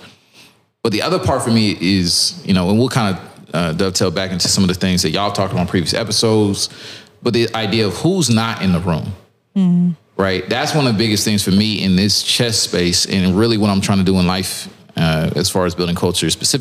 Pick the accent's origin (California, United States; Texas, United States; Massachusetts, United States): Texas, United States; Lewisville; I'm from Dallas, north of Dallas, from the suburbs